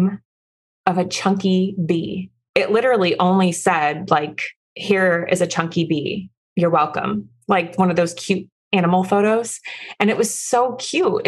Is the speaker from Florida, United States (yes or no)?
yes; Florida, United States; also born or lived in Midwest; I'm from Florida